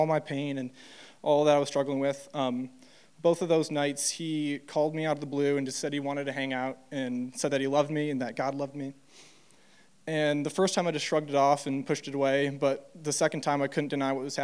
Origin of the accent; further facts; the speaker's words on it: Troy, Michigan, United States; I grew up in Troy, Michigan